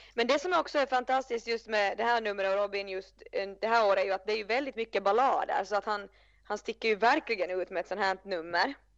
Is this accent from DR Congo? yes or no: no; Finland; jag är ju från Finland